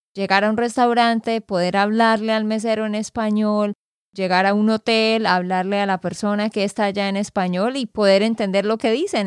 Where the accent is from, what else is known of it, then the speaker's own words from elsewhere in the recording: Santander, Colombia; de Santander, Colombia.